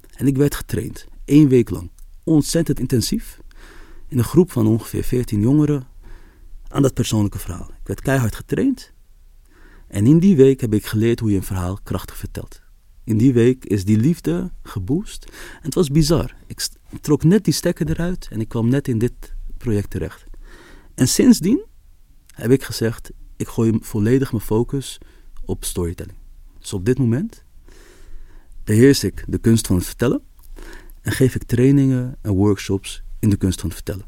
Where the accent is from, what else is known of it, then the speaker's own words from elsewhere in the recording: Amsterdam, North Holland, Netherlands; ik ben opgegroeid in de Kolenkitbuurt, in Amsterdam-West